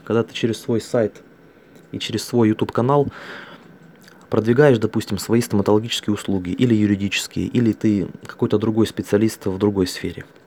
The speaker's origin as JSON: {"language": "Russian", "region": "Altai Krai", "country": "Russia", "tie": "born or raised there", "said": "я родился на Алтайском крае"}